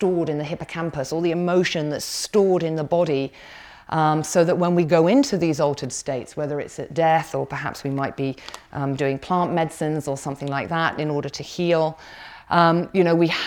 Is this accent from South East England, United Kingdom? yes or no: no; Somerset, South West England, United Kingdom; I was born in Somerset